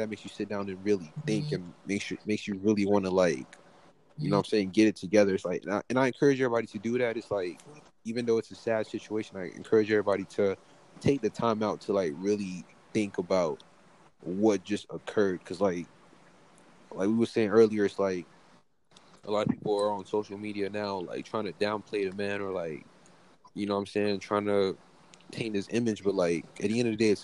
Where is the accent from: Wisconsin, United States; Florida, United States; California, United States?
Florida, United States; Broward County; we're all from Broward. Like we know Broward. We know what happens down here